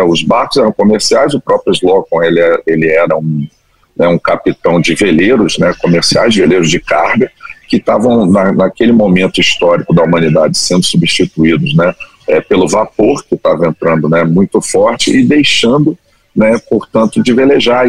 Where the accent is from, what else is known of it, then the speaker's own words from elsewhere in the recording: Brasília, Federal District, Brazil; moved away as an adult; also born or lived in Cabo Frio / Rio de Janeiro; eu ser nascido e criado em Brasília, minha família é do Rio